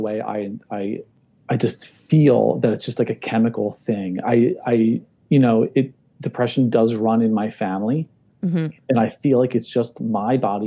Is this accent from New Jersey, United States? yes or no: yes; New Jersey, United States; I'm from New Jersey